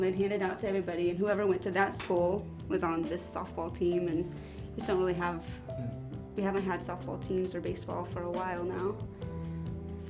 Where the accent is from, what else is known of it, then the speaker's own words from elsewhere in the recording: La Harpe, Kansas, United States; I grew up in La Harpe, so the only time I really have lived anywhere else is when I was in college at K-State